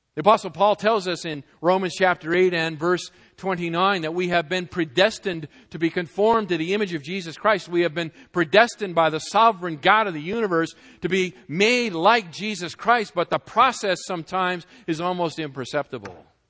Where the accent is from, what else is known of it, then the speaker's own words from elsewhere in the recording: New England, United States; moved away; I was from New England